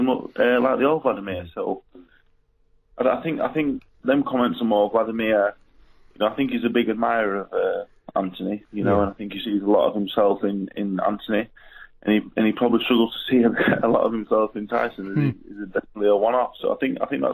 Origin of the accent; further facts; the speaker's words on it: Doncaster, Yorkshire and the Humber, United Kingdom; from Doncaster